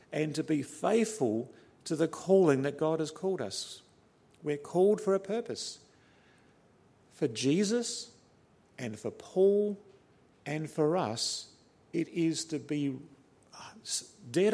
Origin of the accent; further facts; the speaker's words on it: New Zealand; also born or lived in Australia; I'm fairly passionate in my Kiwi blood as a New Zealander.